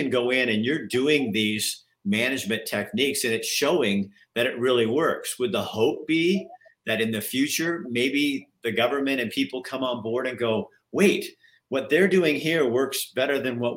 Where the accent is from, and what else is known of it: Oregon, United States; moved away as an adult; now in Townsend, United States